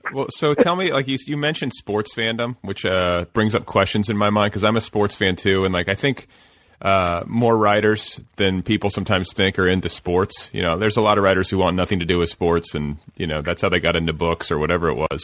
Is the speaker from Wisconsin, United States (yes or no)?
yes; Wisconsin, United States; now in Los Angeles, United States; the team that I cheered for when I was a kid growing up in Wisconsin